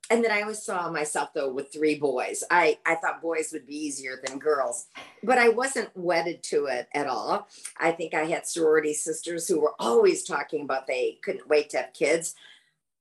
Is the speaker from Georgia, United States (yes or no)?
no; Michigan, United States; also born or lived in New York City, United States; now in Sarasota, United States; I'm originally from Michigan